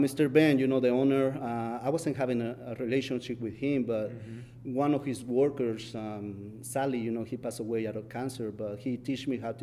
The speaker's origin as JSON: {"language": "English", "country": "Mexico", "second_language": "English", "moved": "yes", "lives_now": "United States"}